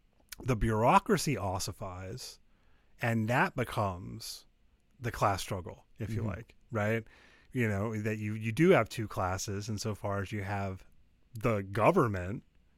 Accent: United States; I'm an American.

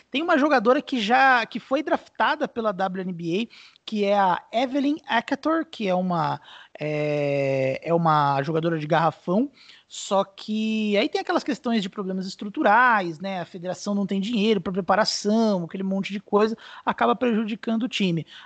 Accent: Brazil; Eu, eu, particularmente, como brasileiro, detesto jogar contra Porto Rico

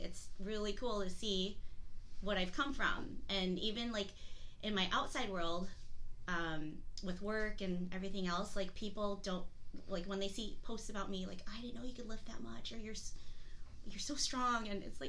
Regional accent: Midwest, United States; I came here from the Midwest, and I was mostly like a cardio girl, running along the lake and just doing more cardio stuff.

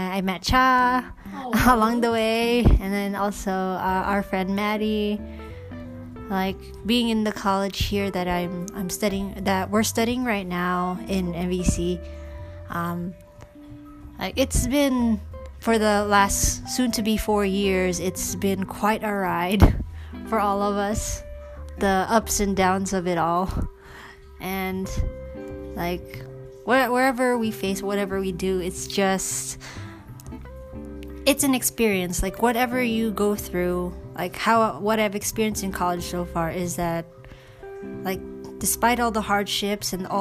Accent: New York City, New York, United States; born or raised there; first language English; moved away as an adult; now in Philippines

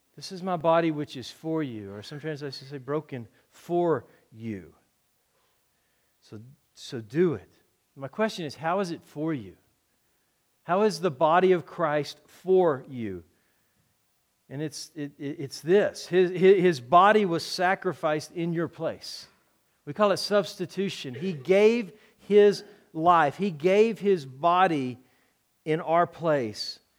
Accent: Texas, United States; moved away; I'm from Texas

